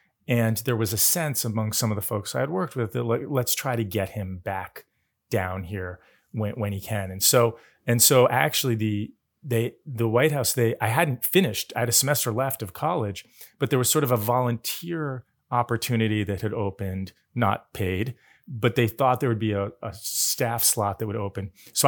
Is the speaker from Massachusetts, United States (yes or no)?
yes; Massachusetts, United States; I grew up west in Massachusetts, outside of Boston.